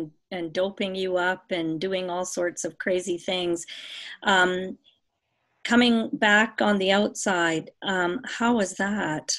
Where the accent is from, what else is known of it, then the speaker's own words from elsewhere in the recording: Canada; we're both Canadian sisters. And so I'm on the West Coast